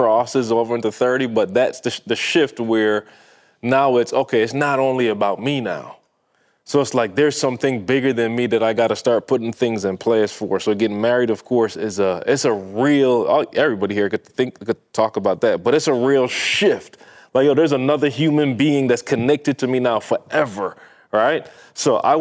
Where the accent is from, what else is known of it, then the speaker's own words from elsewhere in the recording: Barbados; moved away as an adult; I am from Barbados